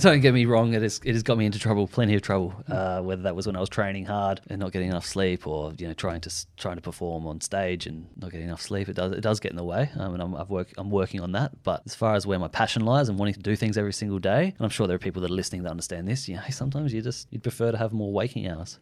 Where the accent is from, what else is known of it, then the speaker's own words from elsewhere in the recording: Adelaide, South Australia, Australia; We're from Adelaide